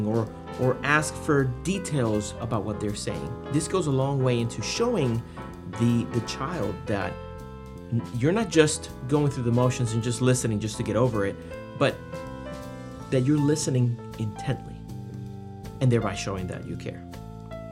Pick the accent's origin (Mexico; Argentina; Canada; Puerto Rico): Puerto Rico; I was born and raised in Puerto Rico, a little island in the Caribbean